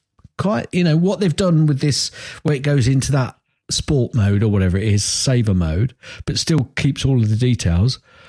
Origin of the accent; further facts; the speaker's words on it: Chester, North West England, United Kingdom; Anyway, we're from Chester, well, the border, obviously, which is up near Chester.